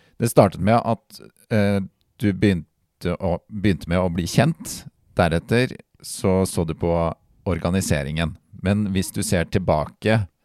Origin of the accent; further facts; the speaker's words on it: Halden, Østfold, Norway; jeg kommer jo fra uh, verdensmetropolen Halden